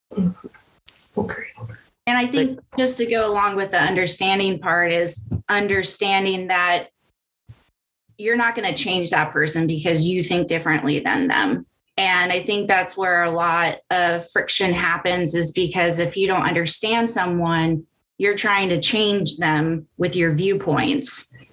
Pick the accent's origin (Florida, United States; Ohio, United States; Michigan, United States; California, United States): California, United States; I grew up in California that was more forward thinking